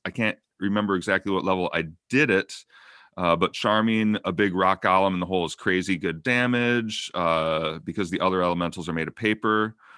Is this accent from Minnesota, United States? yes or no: yes; Minnesota, United States; I'm from Minnesota.